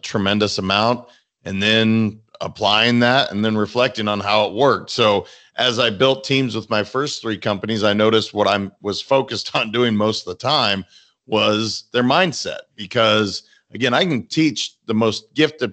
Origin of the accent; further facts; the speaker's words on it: Montana, United States; now in Boca Raton, United States; I'm from Montana